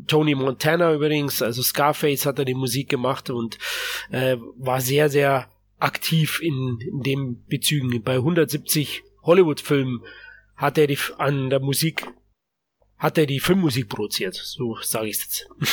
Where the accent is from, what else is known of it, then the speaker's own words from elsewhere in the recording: Germany; bei uns in Deutschland